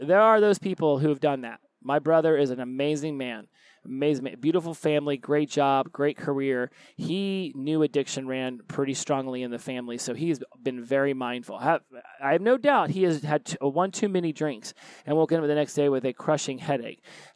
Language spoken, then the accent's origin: English; Oklahoma, United States; moved away; also born or lived in Florida; I was born in Oklahoma